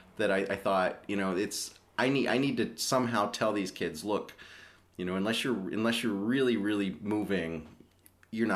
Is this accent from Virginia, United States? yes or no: yes; Northern Virginia, United States; moved away; also born or lived in Ohio; I grew up in Northern Virginia